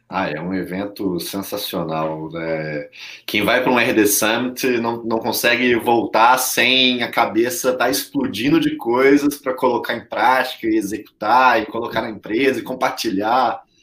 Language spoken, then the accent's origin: Portuguese; Belo Horizonte, Minas Gerais, Brazil; eu sou mineiro, eu sou mineiro de Belo Horizonte